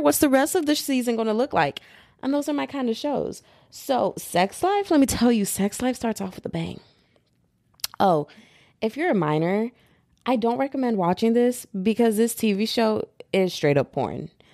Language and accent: English; United States; also born or lived in Texas; I'm American